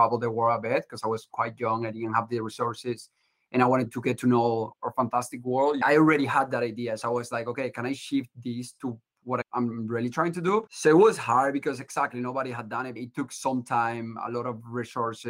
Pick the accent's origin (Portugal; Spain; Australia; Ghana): Spain; Andalusia; moved away as an adult; now in Boston, United States; I'm originally from Spain